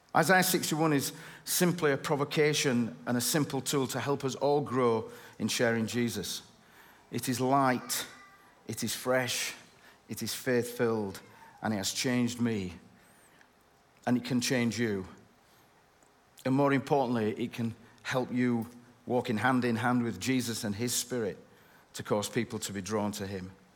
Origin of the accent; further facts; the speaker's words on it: Bradford, Yorkshire and the Humber, United Kingdom; I'm from Bradford